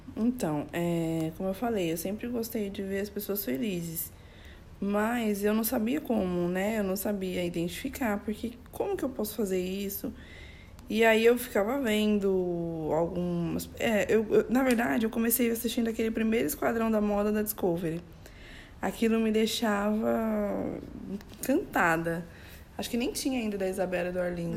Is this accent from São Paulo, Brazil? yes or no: yes; São Paulo, Brazil; eu tenho 35 anos, sou de São Paulo